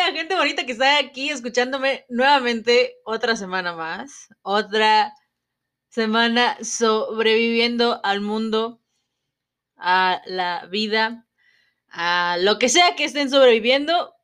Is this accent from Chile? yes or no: no; Mexico; no soy de ahí, que soy, vamos a decirlo, de provincia